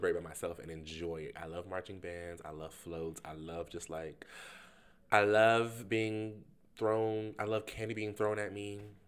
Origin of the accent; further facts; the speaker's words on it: the South, United States; I am from the South